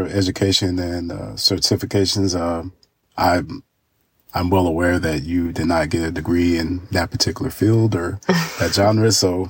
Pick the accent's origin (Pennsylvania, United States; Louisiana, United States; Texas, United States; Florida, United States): Texas, United States; Dallas; also born or lived in San Diego, California; now in Montgomery, United States; I'm, by the way, am from Dallas, Texas.